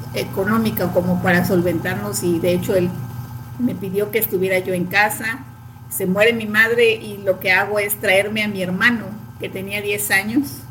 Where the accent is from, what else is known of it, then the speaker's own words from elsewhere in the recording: a town in Veracruz state, Mexico; now in Veracruz, Mexico; nosotros somos de aquí, del estado de Veracruz, de un pueblo del estado de Veracruz, y posteriormente cuando yo terminé la secundaria, me vine a Veracruz a estudiar